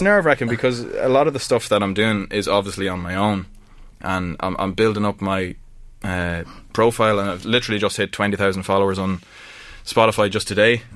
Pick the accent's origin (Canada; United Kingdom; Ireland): Ireland; I'm just Irish, true and true